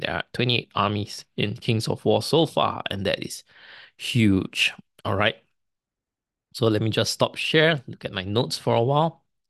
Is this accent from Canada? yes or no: no; Singapore; Singapore being a British colony, we, uh, we speak English as our main language, but a lot of families, especially my generation, my parents speak Chinese at home